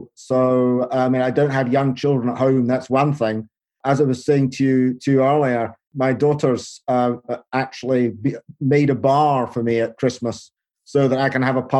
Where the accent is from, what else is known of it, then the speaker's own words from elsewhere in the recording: Aberdeen, Scotland, United Kingdom; when I was a child growing up beside the River Dee in Aberdeen